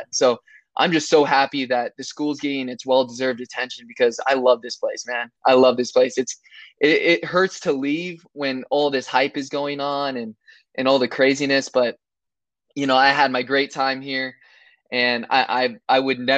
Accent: Camarillo, California, United States; now in Abilene, United States; I came here from Camarillo, California, which is

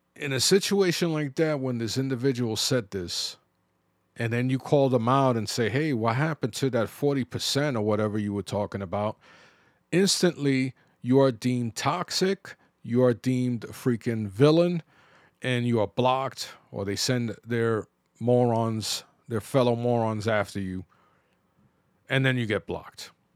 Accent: New York City, New York, United States; growing up in the Bronx.

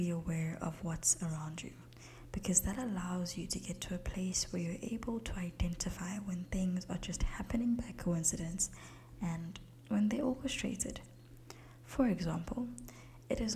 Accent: South Africa; As a South African, my English is more British than it would be American

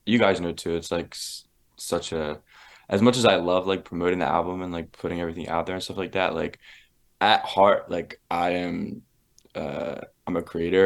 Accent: Philadelphia, Pennsylvania, United States; I grew up there in Philly

